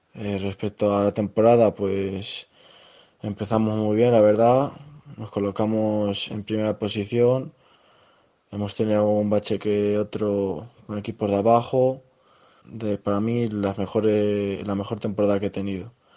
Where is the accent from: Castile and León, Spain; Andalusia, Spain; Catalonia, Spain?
Castile and León, Spain; Nava del Rey; de Nava del Rey Valladolid